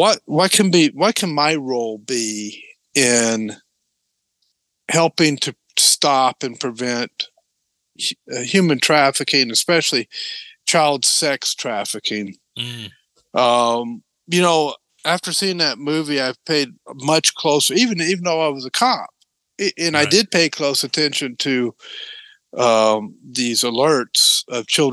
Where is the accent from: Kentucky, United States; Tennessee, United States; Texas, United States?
Tennessee, United States; moved away; I grew up in Tennessee